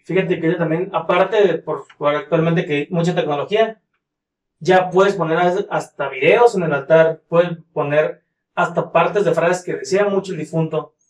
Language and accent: Spanish; northern Mexico, Mexico; como norteños